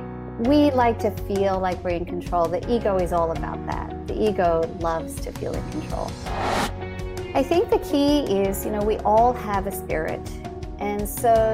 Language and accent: English; Australia; moved away as an adult; also born or lived in Canada; I grew up in Australia.